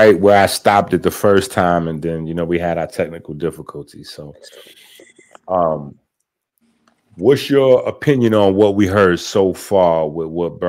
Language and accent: English; New York City, New York, United States; As a young Black man born in the South Bronx in the late 70s, I am American culture. Rap started with us, my generation. Like this, I'm the culture. But on the flip side, I'm Haitian